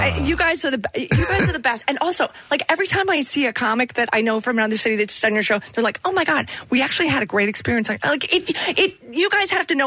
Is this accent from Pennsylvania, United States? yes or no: yes; Philadelphia, Pennsylvania, United States; because I'm from Philly